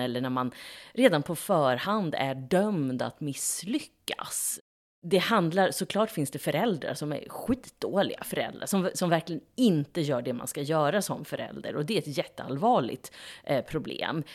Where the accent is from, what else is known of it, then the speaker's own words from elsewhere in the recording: Norrköping, Östergötland, Sweden; i Navesta och Hageby, där jag kommer ifrån